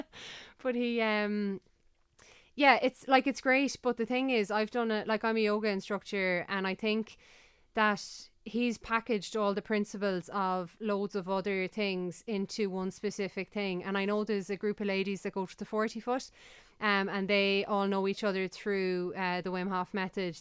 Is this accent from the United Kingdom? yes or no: no; Galway, Connacht, Ireland; I'm from Galway